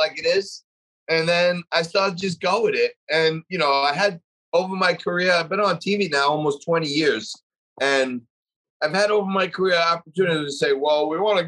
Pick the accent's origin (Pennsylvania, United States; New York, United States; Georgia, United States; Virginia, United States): New York, United States; New York City; I'm proud of being from Staten Island, New York